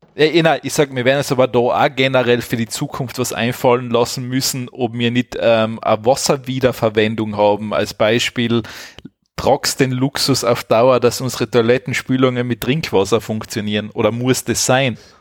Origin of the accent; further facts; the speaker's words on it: Austria; bei uns in Österreich